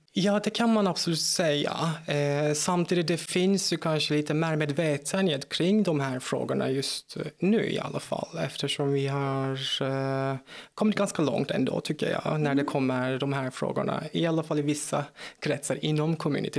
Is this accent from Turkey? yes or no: yes; Turkey; Swedish is a second language; moved away as an adult; also born or lived in South Korea; now in Malmö, Sweden; jag är född och uppvuxen i Turkiet, så där har jag bott fram tills jag var 23